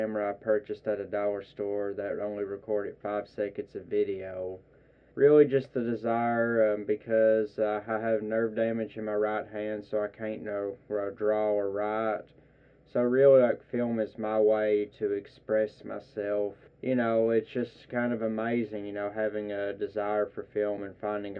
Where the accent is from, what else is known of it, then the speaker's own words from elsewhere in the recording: Whitesburg, Kentucky, United States; I'm from here in Whitesburg